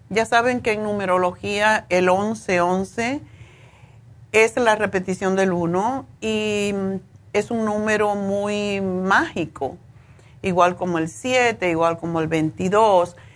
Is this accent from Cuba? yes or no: yes; Cuba; moved away as an adult; also born or lived in Spain; cuando yo me fui de Cuba tenía un apartamento lujosísimo, eh, frente al malecón, en el piso décimo